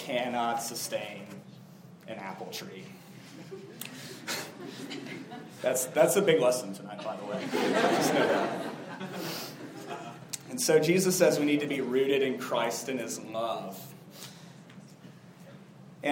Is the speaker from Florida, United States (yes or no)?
yes; South Florida, United States; when I was a kid, I grew up in South Florida